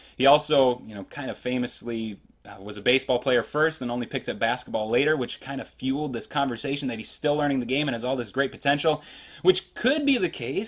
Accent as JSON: {"language": "English", "town": "Greenfield", "region": "Wisconsin", "country": "United States", "tie": "born or raised there", "said": "where I grew up in Greenfield, Wisconsin"}